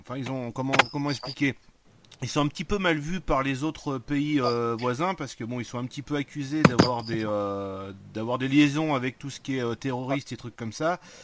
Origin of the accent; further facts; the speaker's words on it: Marseille, Provence-Alpes-Côte d'Azur, France; je suis Marseillais